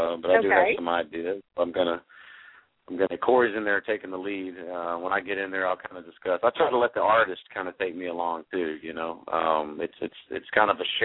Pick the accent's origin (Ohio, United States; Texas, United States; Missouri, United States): Texas, United States; Stephenville; I grew up in a small town in Texas called Stephenville